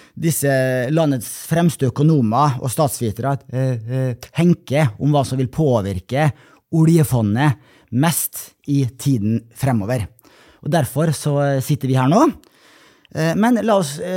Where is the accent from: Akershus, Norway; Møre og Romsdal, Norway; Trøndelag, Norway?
Møre og Romsdal, Norway; Molde; fra min hjemby Molde